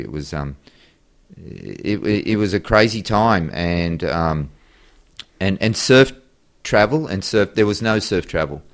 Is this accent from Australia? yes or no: yes; Sydney, New South Wales, Australia; I grew up in Manly Beach in, uh, Sydney, Australia